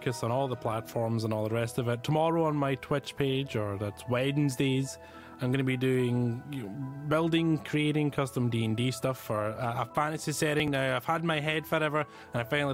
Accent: Scotland, United Kingdom; I'm Scottish

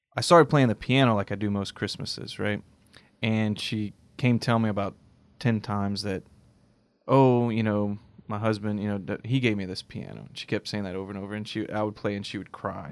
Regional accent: United States; I love being American.

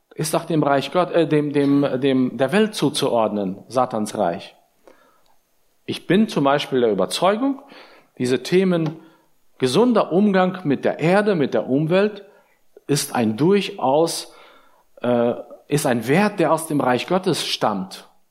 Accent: Germany; uns als Deutsche

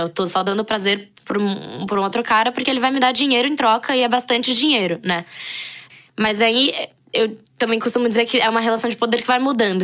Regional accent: São Paulo, Brazil; also born or lived in Brasília; nasci em Brasília, morei em São Paulo desde os 5 anos, é, moro em São Paulo atualmente

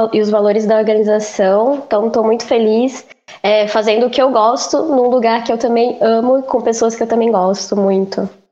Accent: interior of São Paulo, Brazil; moved away as an adult; now in Florianópolis, Brazil; eu sou do interior de São Paulo. É, eu vim para Floripa em 2015 fazer psicologia na Federal

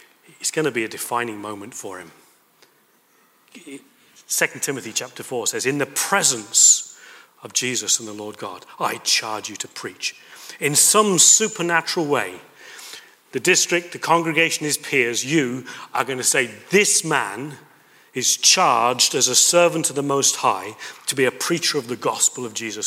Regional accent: United Kingdom; moved away as an adult; also born or lived in Toulouse, France; I'm British

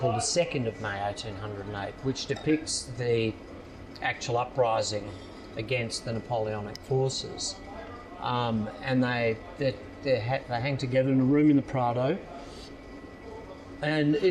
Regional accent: Sorrento, Victoria, Australia; growing up in Sorrento

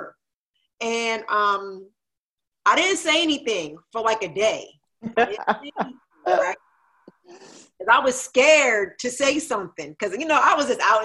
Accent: New Jersey, United States; I grew up in Jersey

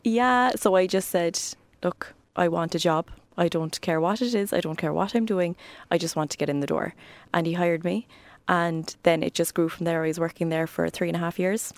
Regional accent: Cork, Munster, Ireland; also born or lived in Ballinlough, Cork / Douglas, Cork; I was born in Cork.

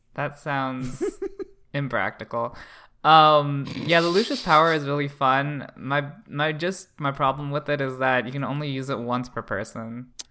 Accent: Canada; I'm Canadian

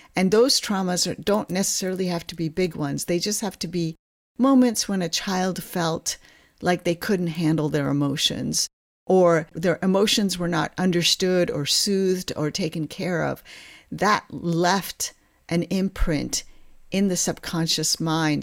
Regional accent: New Jersey, United States; moved away as an adult; also born or lived in Kolkata, India / Ithaca, New York / Stanford, California; now in Seattle, United States; I was born in Kolkata, India, and when I was eight years old, my parents immigrated to this country, and I grew up on the East Coast in New Jersey

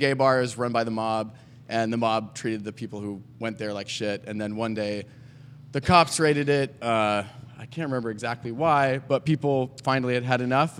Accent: New York, United States; now in New Orleans, United States; I grew up in New York.

